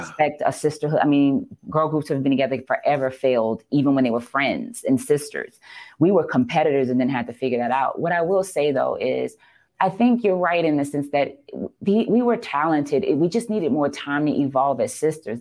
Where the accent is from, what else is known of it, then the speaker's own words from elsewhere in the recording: New Orleans, Louisiana, United States; regular, regular New Orleans girl